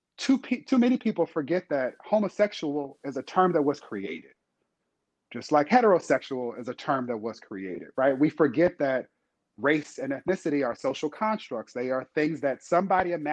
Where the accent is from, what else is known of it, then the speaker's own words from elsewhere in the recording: Inglewood, California, United States; my hometown of Inglewood, California